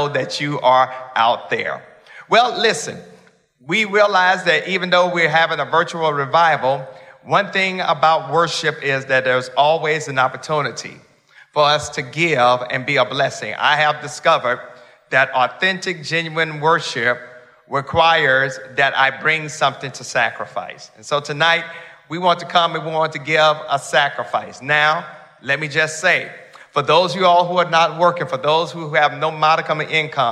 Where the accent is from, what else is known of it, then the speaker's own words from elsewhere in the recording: Mississippi, United States; I'm from Mississippi, I know a little bit about farming